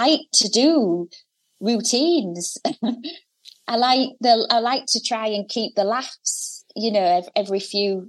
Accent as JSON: {"language": "English", "town": "Hull", "region": "Yorkshire and the Humber", "country": "United Kingdom", "said": "Hull on the North East Coast"}